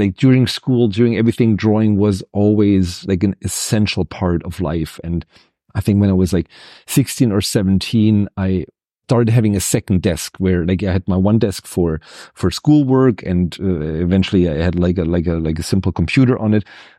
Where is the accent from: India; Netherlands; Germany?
Germany; Ludwigsburg, Baden-Württemberg; English is a second language; He had a post in the city that I grew up with in Ludwigsburg.